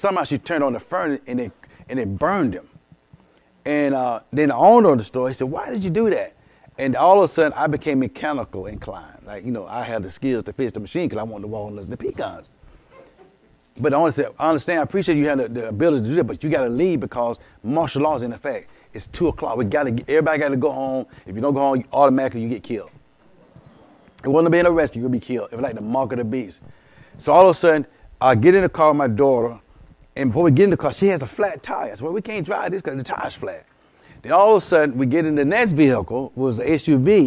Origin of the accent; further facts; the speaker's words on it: Columbus, Georgia, United States; I was back in my old neighborhood, and I was raised in East Winton, raised on King Street